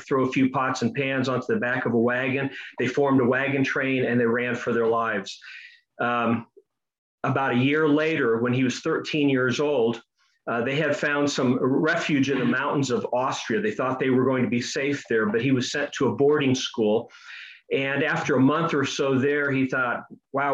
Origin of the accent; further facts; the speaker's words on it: Kettering, Ohio, United States; I was born in Ohio